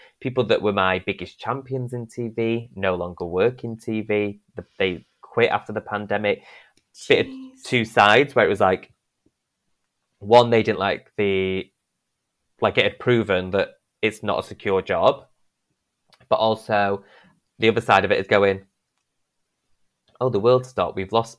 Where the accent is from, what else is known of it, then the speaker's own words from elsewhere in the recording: Northern England, United Kingdom; accent: northern; my accent, because I'm too northern.